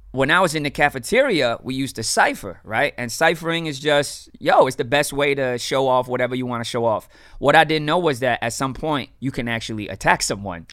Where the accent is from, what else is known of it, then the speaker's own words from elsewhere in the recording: Miami, Florida, United States; born and raised in Miami